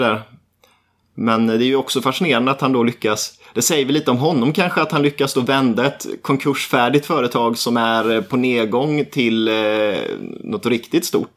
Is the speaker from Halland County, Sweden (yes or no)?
no; Nässjö, Jönköping County, Sweden; där jag kommer ifrån